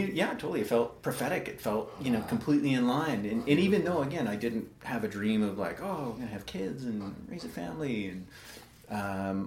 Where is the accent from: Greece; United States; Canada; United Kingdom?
Canada; Calgary, Alberta; born and raised in Northwest Calgary